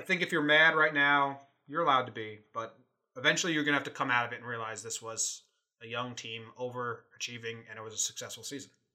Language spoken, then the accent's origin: English; Connecticut, United States; now in California, United States; I'm in California. We're both originally from Connecticut, East Coast area transplanted Yankee fans